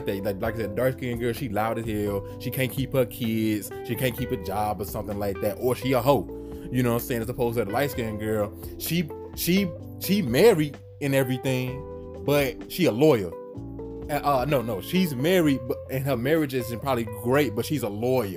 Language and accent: English; the North, United States; I'm from the North